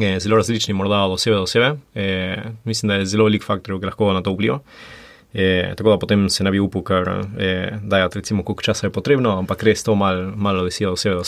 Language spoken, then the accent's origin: Slovenian; Buenos Aires, Argentina; moved away as an adult; now in Slovenia; Izhajam pa iz Buenos Airesa. Buenos Aires je, recimo, mi smo živeli v predmestju